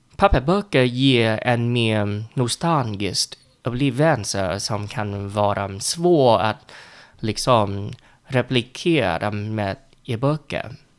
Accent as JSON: {"language": "Swedish", "country": "Vietnam", "second_language": "Swedish", "moved": "yes", "lives_now": "Sweden", "said": "Jag är en vietnames som bor i Sverige och lär mig svenska"}